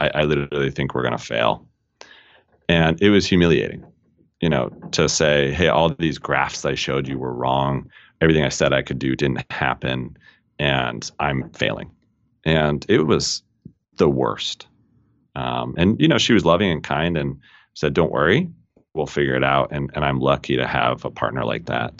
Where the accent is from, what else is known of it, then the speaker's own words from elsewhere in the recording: Colorado, United States; moved away as an adult; also born or lived in England; Born and raised in Colorado